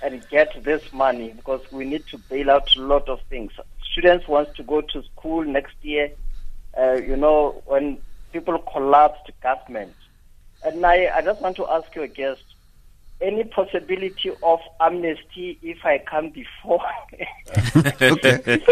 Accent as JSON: {"language": "English", "country": "South Africa", "said": "As a South African"}